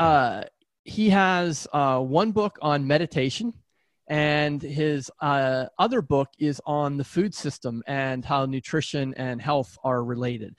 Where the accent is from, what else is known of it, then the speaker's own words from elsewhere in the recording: Pittsburgh, Pennsylvania, United States; I grew up in Pittsburgh